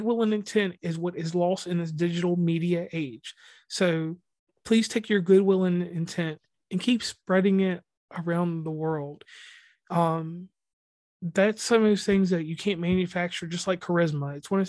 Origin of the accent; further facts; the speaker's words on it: West Virginia, United States; Once again … from West Virginia and Commonplace.